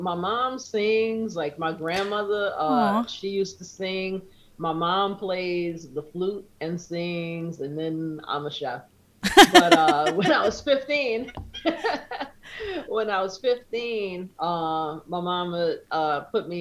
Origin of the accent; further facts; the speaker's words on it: New Orleans, Louisiana, United States; moved away as an adult; now in New York City, United States; I'm from New Orleans, Louisiana, born and raised.